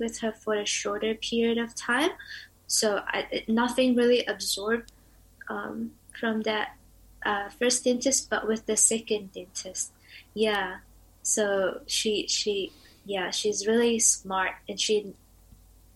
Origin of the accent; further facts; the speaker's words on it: Indonesia; now in Dunedin, New Zealand; I'm from Indonesia